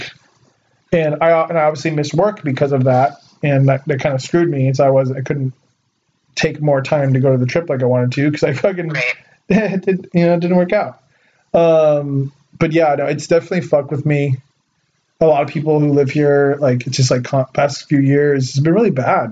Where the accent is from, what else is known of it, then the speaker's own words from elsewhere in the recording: Ventura, California, United States; I'm from Ventura, which is basically, we're, like, right about, I'm 50 miles from L.A.